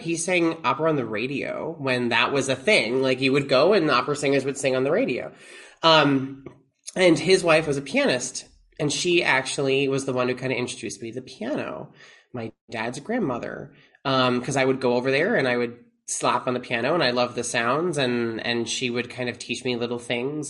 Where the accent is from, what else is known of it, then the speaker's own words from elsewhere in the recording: Long Island, New York, United States; moved away; I'm from Long Island originally